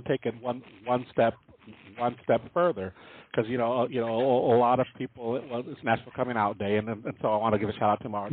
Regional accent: San Diego, California, United States; also born or lived in Columbus, Ohio; now in Phoenix, United States; that's my hometown, San Diego

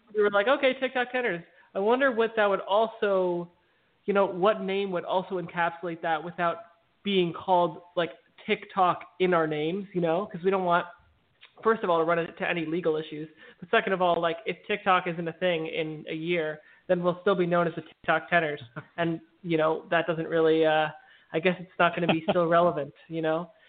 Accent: New York City, New York, United States; I grew up in Brooklyn, New York

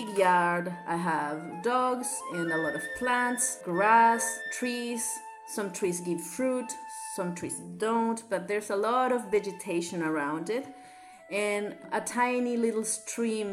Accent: Santiago, Santiago Metropolitan, Chile; English is a second language; I am a South American girl, as you can perhaps tell by my accent. I was born and raised in Chile.

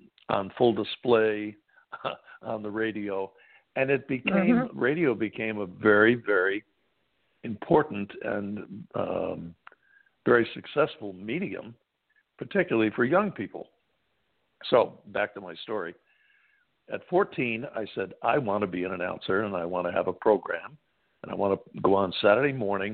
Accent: Syracuse, New York, United States; because I grew up in the Syracuse area

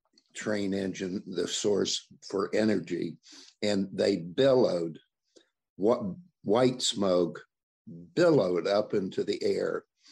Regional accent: Logan, West Virginia, United States; what it was like to grow up in Logan at the time may be surprising to some of your listeners, but Logan was located in the southern coal fields of West Virginia.

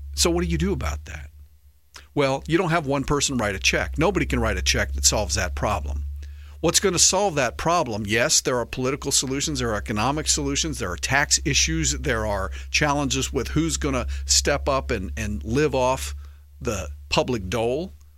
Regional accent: United States; as American patriots

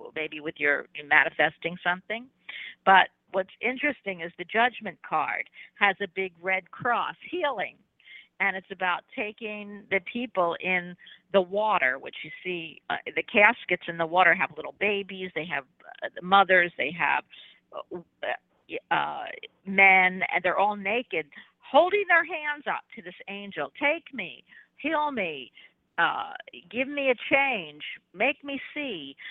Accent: Philadelphia, Pennsylvania, United States; now in Florida, United States; I'm from Philadelphia, even though via Florida for 30 or 40 years

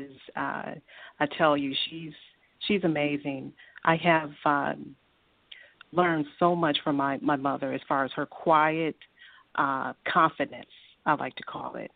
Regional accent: Natchez, Mississippi, United States; now in Detroit, United States; I'm originally from Natchez, Mississippi

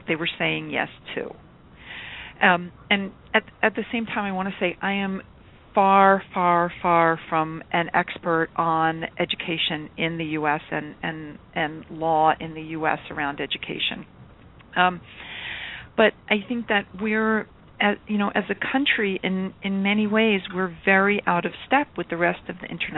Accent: United States; I'm an American, if you can't tell by my accent already

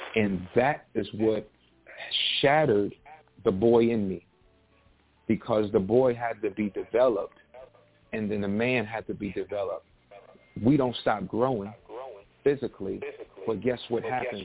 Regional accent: New York City, New York, United States; I was born and raised in South Jamaica, Queens

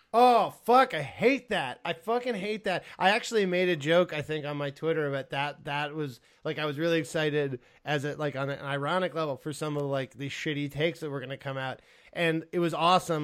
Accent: United States; I'm American by birth uh, and Spanish by heritage

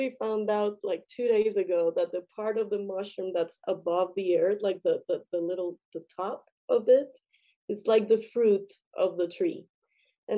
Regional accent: Colombia; I come from Colombia, and in Colombia I had the chance to be with indigenous tribes a lot

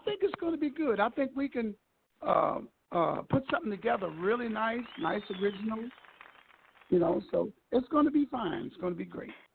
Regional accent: Baltimore, Maryland, United States; moved away; also born or lived in Marina Del Rey; I'm originally from Baltimore, Maryland

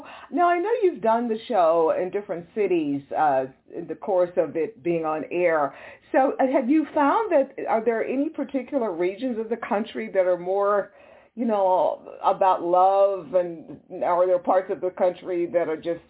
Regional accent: Texas, United States; they are in my home state of Texas.

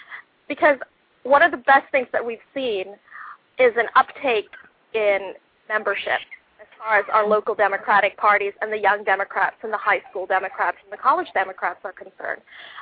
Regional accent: Philippines; now in United States; I was naturalized, I became a naturalized American citizen when I was 18 years old. I emigrated here with my folks from the Philippines

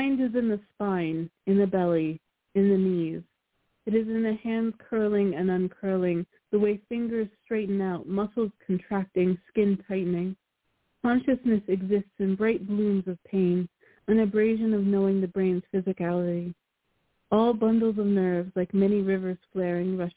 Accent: Maryland, United States; I hail from Maryland, in the USA

